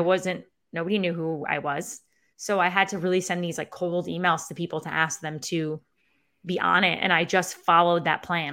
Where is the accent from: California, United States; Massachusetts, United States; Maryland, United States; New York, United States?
New York, United States; Syracuse; accent: Syracuse; my Syracuse accent